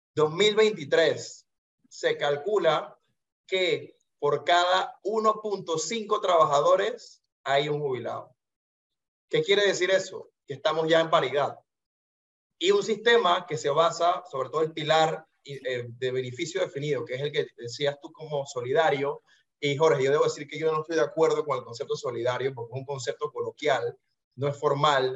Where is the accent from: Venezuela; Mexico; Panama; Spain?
Panama; como panameño de a pie